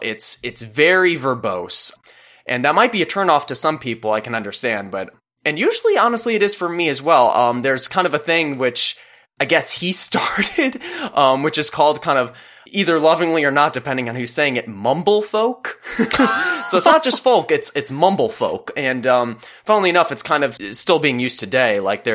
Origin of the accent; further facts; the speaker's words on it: Illinois, United States; my experiences growing up, and I'm sure yours as well, growing up in Illinois. Like you're kind of look to your left, corn, look to your right, corn, you are corn, welcome to Illinois.